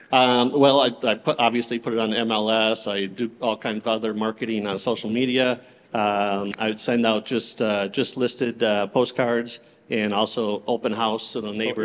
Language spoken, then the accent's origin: English; Clearwater, Florida, United States; I'm from Clearwater, Florida